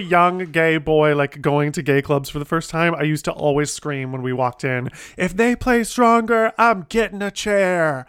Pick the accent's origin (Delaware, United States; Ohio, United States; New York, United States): Ohio, United States; my hometown in Ohio.